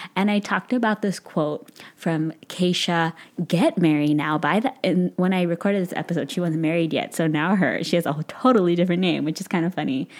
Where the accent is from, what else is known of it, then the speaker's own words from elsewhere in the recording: San Francisco Bay Area, California, United States; moved away as an adult; now in St. Louis, United States; I grew up in this San Francisco Bay Area